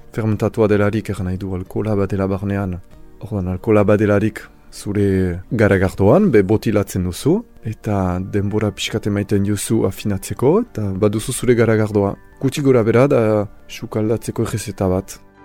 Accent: Saint-Pée-sur-Nivelle, Nouvelle-Aquitaine, France; Basque is a second language; Ez naiz hemengo sortzez, Orduan uh, ikasi dute Euskara eskola publikoan, senperen

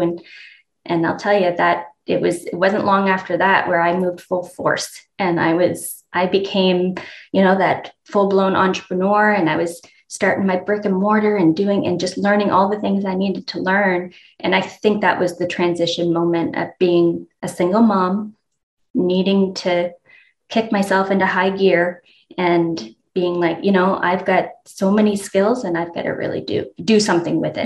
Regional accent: Moncton, New Brunswick, Canada; moved away as an adult; also born or lived in London / Kuwait; now in United States; born and raised in Moncton, Canada

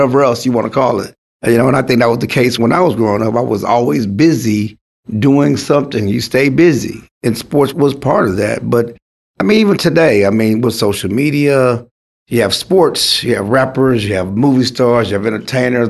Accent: Schulenburg, Texas, United States; I grew up in Schulenburg, which is like 90 miles from Houston

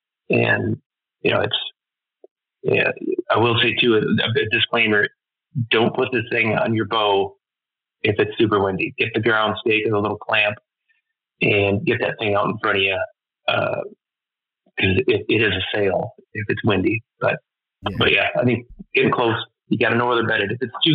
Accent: Michigan, United States; growing up in the Midwest in my area.

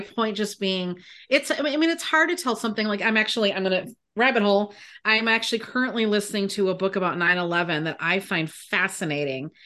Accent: United States; I was born and raised in America

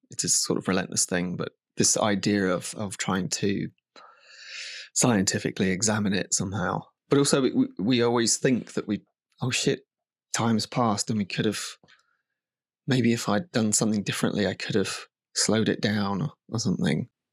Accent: United Kingdom; now in Margate, United Kingdom; I'm definitely a product of being British

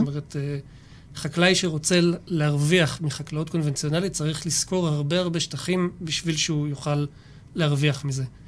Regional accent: Jerusalem, Jerusalem District, Israel; moved away as an adult; now in Shfela, Israel; מירושלים במקור, גר כבר שבע

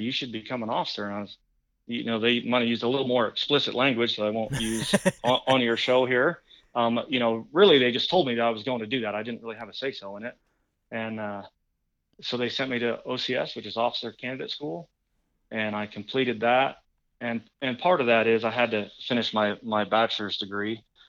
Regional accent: Tumalo, Oregon, United States; moved away; So I grew up in Tumalo, in between kind of Bend and Redmond, and Sisters, you know, so we went to school in Redmond, but had a Bend address and phone number

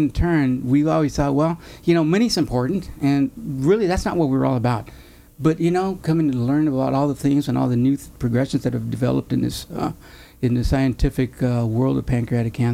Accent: Mexico; I'm not an Irish, but I'm a Mexican Catholic.

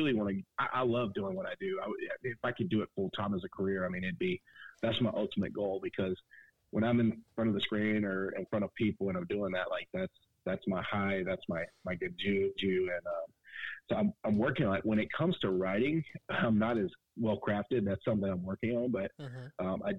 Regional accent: Burlington, North Carolina, United States; born or raised there; moved away as an adult; now in Fort Worth, United States

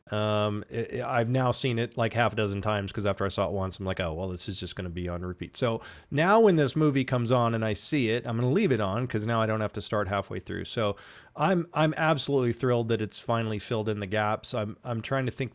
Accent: United States; My my hometown theater closed and it may never reopen, and I'm I'm gonna have to drive into Kansas City to go to a movie

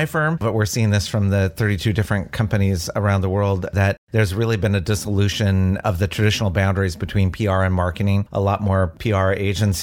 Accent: Oregon, United States; I'm a native Oregonian

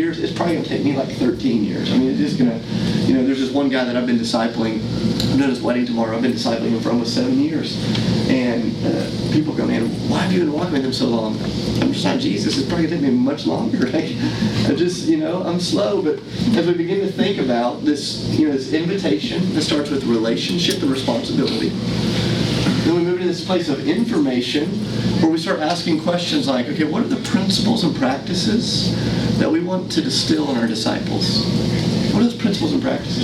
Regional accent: United States; as American Christians

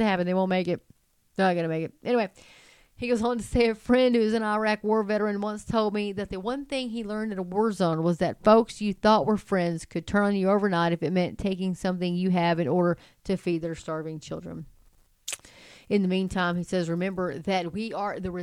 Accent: Texas, United States; as a Texan

